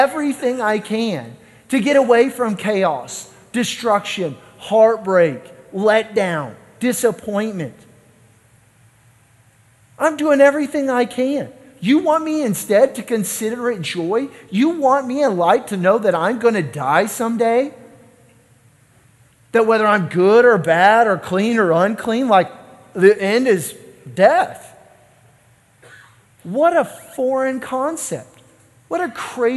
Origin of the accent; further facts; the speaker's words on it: Kansas City, United States; I'm from Kansas City